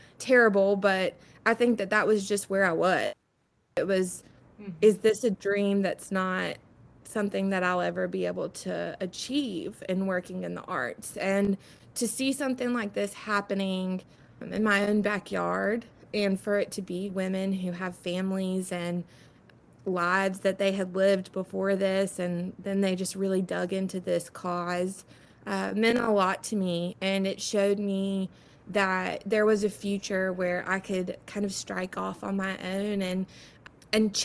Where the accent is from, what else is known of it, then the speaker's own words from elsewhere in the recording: Florence, South Carolina, United States; I am from Florence, South Carolina. That's where I spent most of my life